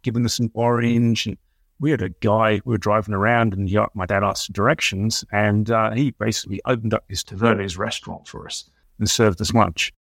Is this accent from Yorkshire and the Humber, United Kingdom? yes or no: no; Colchester, East of England, United Kingdom; also born or lived in London; now in Michigan, United States; I grew up in a series of small villages around an old Rome, well, old British town called Colchester.